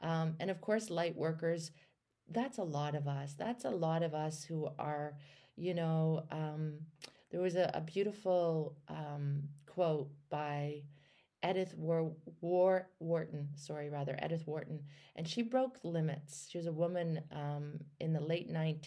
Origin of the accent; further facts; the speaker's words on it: Canada; I'm from Canada